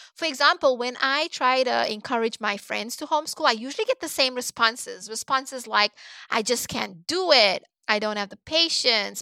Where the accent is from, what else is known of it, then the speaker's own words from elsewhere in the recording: Cape Town, Western Cape, South Africa; moved away as an adult; also born or lived in South Korea; now in United States; I was born and raised in Cape Town, South Africa